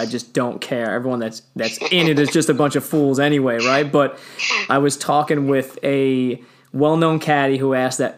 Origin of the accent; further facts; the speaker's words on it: Long Island, New York, United States; I grew up on Long Island